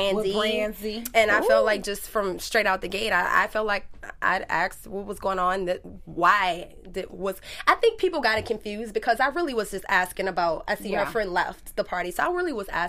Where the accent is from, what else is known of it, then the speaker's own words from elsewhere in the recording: New Orleans, Louisiana, United States; I'm from New Orleans